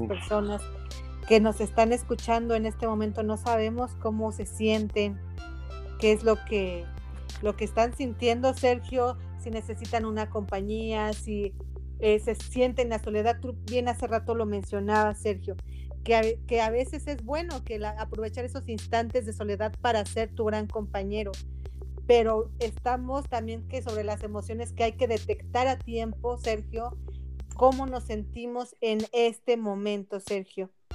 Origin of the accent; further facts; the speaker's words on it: Mexico; soy mexicana